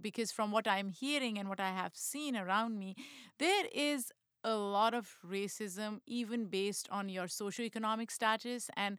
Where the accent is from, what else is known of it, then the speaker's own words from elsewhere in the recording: Pakistan; I grew up in Pakistan, and it's pretty normal country.